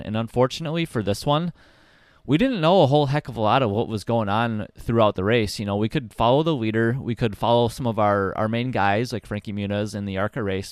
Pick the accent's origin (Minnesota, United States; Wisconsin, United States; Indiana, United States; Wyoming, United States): Wisconsin, United States; Milwaukee; my hometown